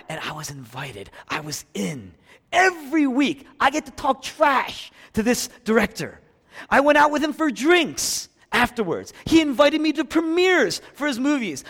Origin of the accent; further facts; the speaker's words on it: Philadelphia, Pennsylvania, United States; moved away; I was raised here in Philadelphia, but when I came back to the city after eleven years